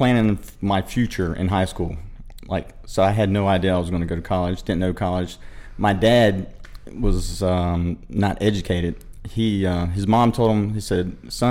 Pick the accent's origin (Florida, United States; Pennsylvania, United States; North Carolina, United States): North Carolina, United States; Morehead City; I was born and raised in Moorhead City / Newport, which is just outside of Moorhead.